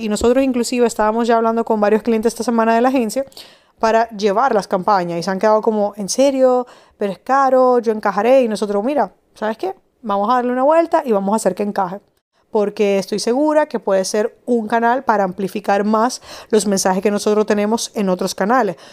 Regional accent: Madrid, Community of Madrid, Spain; now in Dominican Republic; en Madrid, de donde yo soy

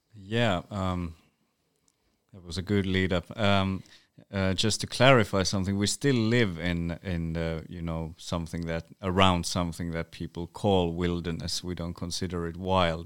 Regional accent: Utsjoki, Lapland, Finland; first language North Sami; English is a second language; I grew up in a small village, uh, called Åtsjok or Åtsjoki, which is a Sámi village

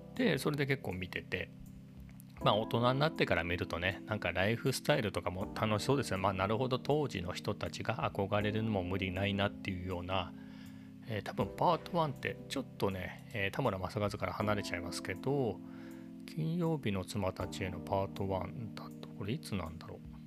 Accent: Japan; 僕は地方のね、えー、別に何もないような、えーと田舎育ちなんで生まれの生まれも育ちも田舎

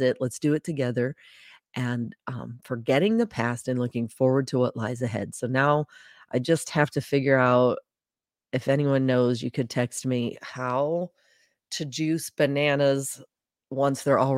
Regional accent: Charleston, South Carolina, United States; born there; My dad was also Navy. I was born in Charleston, South Carolina, while he was on a submarine.

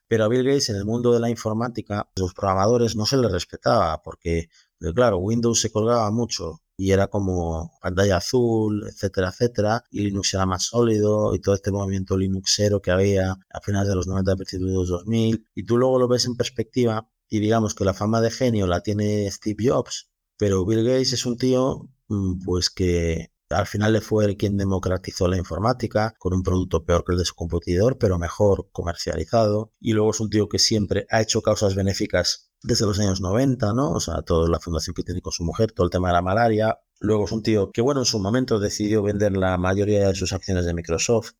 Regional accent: Galicia, Spain; nosotros somos gallegos

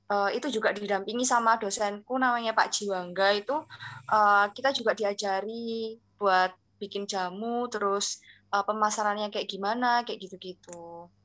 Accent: Kediri, East Java, Indonesia; dari manajemen perhotelan angkatan 2019 Fakultas Vokasi. Nah asal aku ini dari kota Kediri.

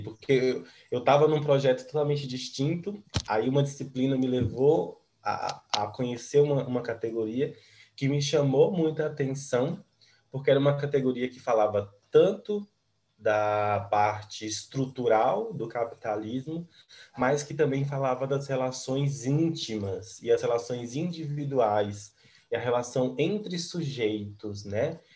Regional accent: interior of Bahia, Brazil; moved away as an adult; now in Brasília, Brazil; E eu sou da Bahia, do interior da Bahia

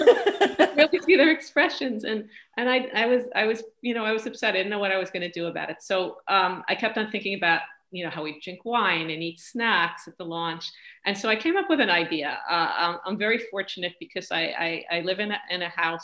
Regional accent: New York, United States; moved away as an adult; now in Montreal, Canada; I'm from New York

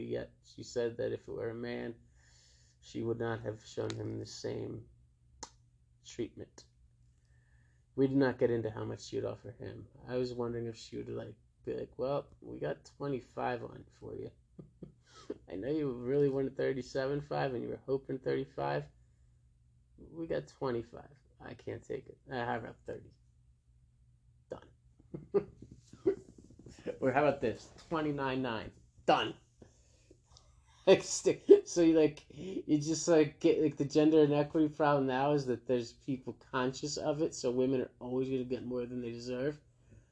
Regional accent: New Jersey, United States; I'm from Jersey

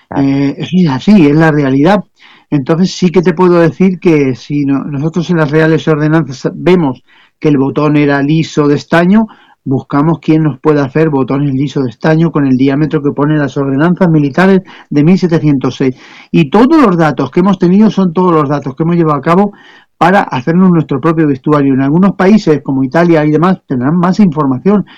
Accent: Spain

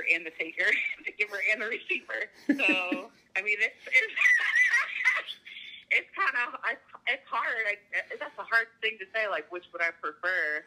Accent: Topeka, Kansas, United States; I'm from Topeka, Kansas

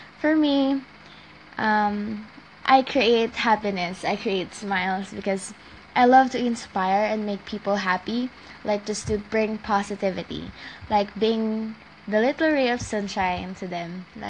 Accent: Philippines; I'm from the Philippines.

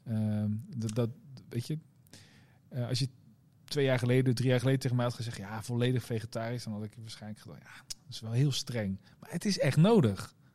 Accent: Rotterdam, South Holland, Netherlands; ik ben geboren Rotterdammer vandaag.

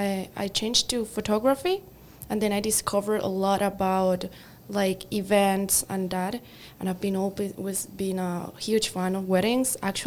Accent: Colombia; moved away as an adult; now in Canada; I'm from Colombia.

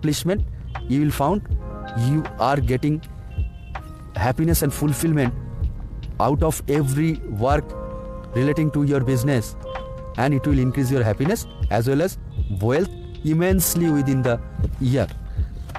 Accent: India; I am from India

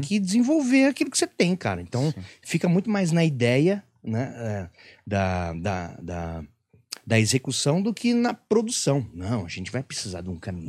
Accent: Penápolis, São Paulo, Brazil; moved away as an adult; eu sou lá de Penápolis. Minha referência era TV aberta

